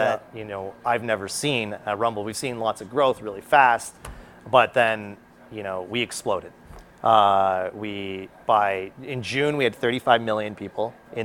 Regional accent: Canada; I'm a Canadian

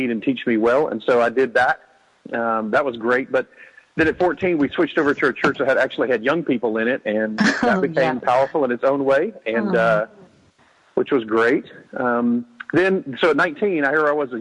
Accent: Nacogdoches, Texas, United States; I grew up in Nacogdoches, Texas, here in East Texas.

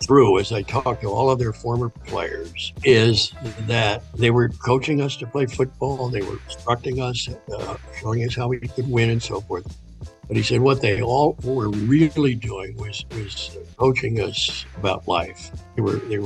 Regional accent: Wilmington, Delaware, United States; I grew up in Wilmington, Delaware

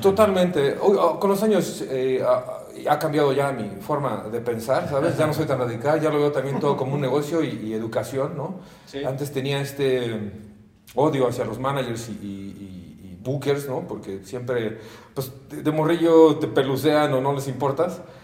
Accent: Mexico; soy mexicano a muerte

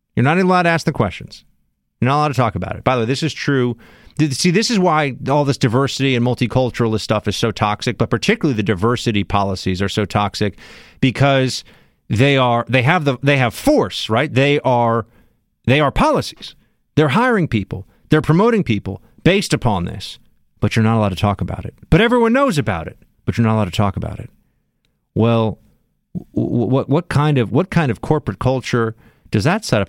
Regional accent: New York City, New York, United States; I'm from Manhattan

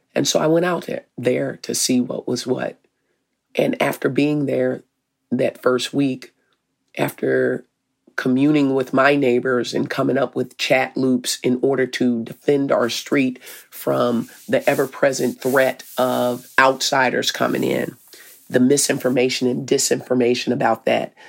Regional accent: Arkansas, United States; moved away as an adult; now in Minneapolis, United States; I'm from Arkansas

